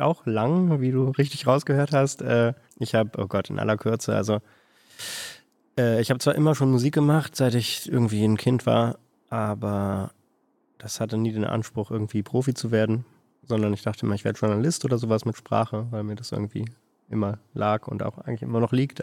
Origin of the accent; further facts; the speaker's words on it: Berlin, Germany; moved away as an adult; now in Hanover, Germany; dann bin ich nach Hannover gezogen irgendwann aus Berlin, wo ich herkomme